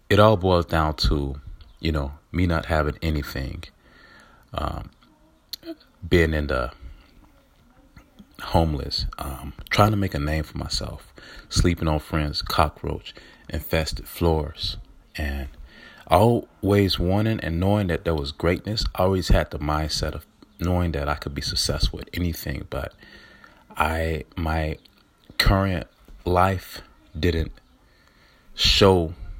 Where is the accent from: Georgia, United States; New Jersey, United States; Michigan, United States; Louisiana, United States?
Georgia, United States; Atlanta; I'm from Atlanta, Georgia, growing up, born and raised